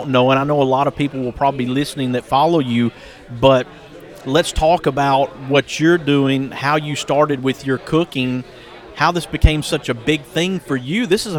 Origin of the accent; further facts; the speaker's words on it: Hueytown, Alabama, United States; I grew up in Hueytown.